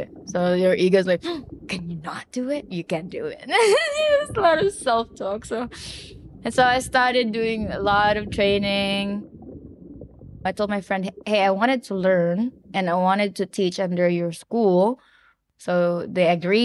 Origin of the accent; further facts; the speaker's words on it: Davao, Davao Region, Philippines; moved away as an adult; also born or lived in Manila, Philippines; now in Siargao Island, Philippines; I was born in Davao.